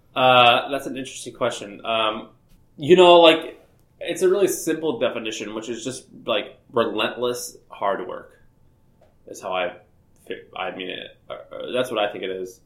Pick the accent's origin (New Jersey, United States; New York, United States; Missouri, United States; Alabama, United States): Missouri, United States; St. Louis; moved away as an adult; also born or lived in Nashville, Tennessee; I'm from Missouri, uh, St. Louis, Missouri, I uh, grew up there